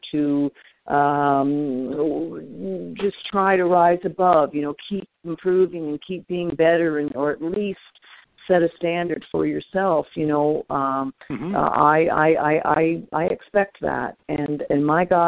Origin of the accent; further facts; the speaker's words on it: Canada; I'm Canadian.